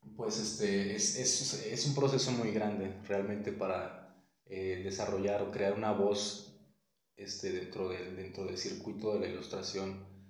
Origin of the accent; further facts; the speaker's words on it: Guadalajara, Jalisco, Mexico; soy originario de Guadalajara, Jalisco